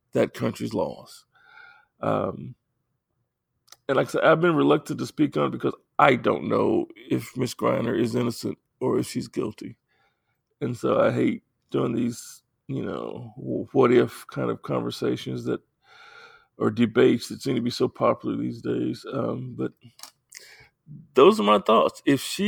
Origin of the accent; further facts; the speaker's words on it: Jersey, Arkansas, United States; I grew up in South Arkansas in the rural community of Jersey, Arkansas, surrounded by trees